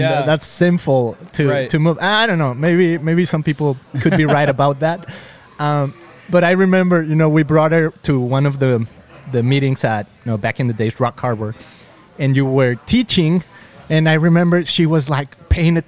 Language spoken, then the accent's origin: English; Mexico; moved away as an adult; now in United States; I grew up in Mexico